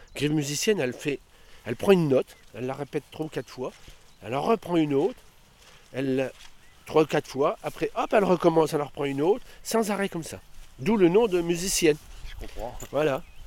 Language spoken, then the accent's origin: French; Stenay, Grand Est, France; je suis né à Stenay, je suis revenu dans mon pays